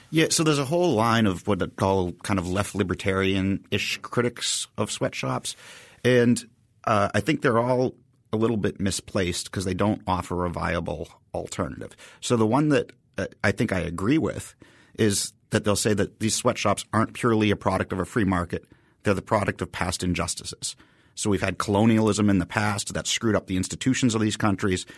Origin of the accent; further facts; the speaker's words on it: Haverhill, Massachusetts, United States; I grew up in Haverhill, Massachusetts